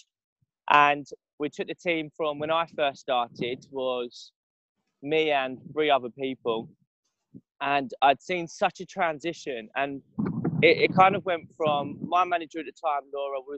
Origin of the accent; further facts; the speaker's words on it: Benfleet, East of England, United Kingdom; also born or lived in London; I'm from Benfleet in the south